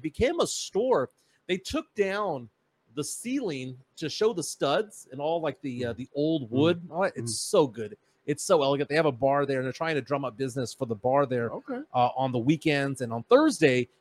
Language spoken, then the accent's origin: English; San Antonio, Texas, United States; I was raised in the Ingram Road, Culebra area, not the Marbach military area